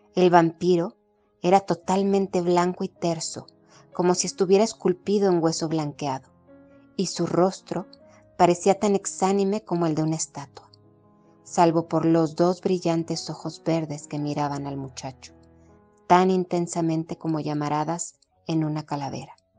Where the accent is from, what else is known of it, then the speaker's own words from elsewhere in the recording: Mexico; soy mexicana